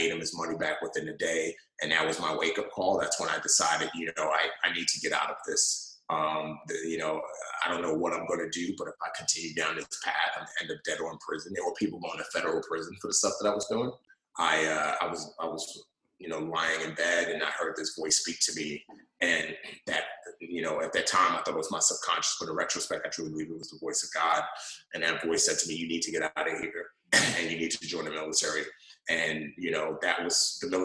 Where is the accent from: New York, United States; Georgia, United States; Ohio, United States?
New York, United States; New York City; also born or lived in Nigeria; I grew up in the Bronx and grew up in a rough neighborhood